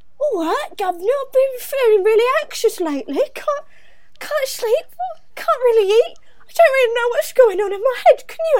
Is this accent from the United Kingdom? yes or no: yes; Wales, United Kingdom; I know, it's I'm Welsh.